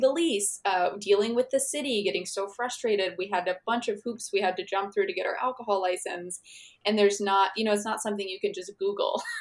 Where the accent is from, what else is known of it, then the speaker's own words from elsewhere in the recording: Missouri, United States; I grew up in Missouri